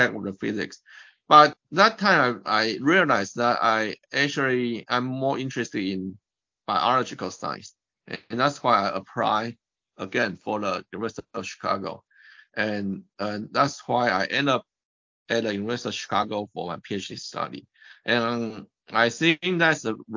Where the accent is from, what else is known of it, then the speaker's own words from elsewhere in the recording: Taipei, Taiwan; moved away as an adult; also born or lived in United States; I was born in Taipei, Taiwan. And I actually finished all my education in Taiwan